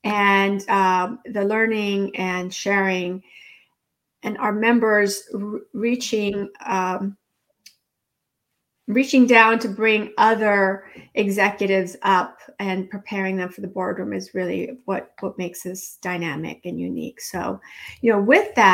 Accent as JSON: {"language": "English", "region": "California", "country": "United States", "tie": "born or raised there", "also_born_or_lived": "Mexico", "moved": "as an adult", "lives_now": "Washington, D.C., United States", "said": "I'm an immigrant from Mexico. My family moved to California when I was four"}